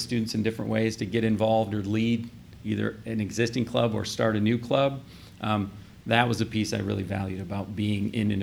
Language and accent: English; Southeast Michigan, United States; moved away as an adult; now in Columbus, United States; I grew up in Michigan.